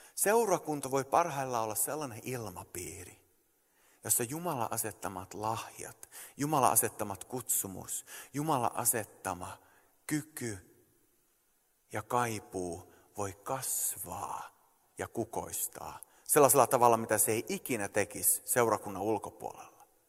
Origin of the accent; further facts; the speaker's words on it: Sweden; moved away as an adult; also born or lived in Canada; mä oon syntynyt ja kasvanut Ruotsissa